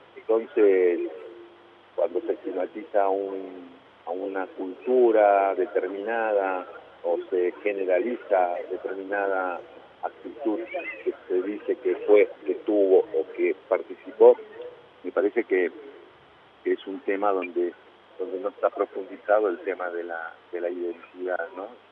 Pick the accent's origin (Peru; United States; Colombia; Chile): Peru; Cusco; also born or lived in La Plata, Argentina; now in Argentina; yo nací en La Plata y me crié en Cusco, en Perú. A los tres años estaba viviendo en Cusco.